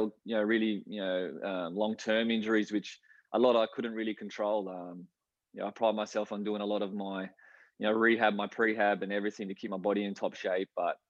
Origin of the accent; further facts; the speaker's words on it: Brisbane, Queensland, Australia; We used to love going to watch the Strikers play, out at Lang Park back then.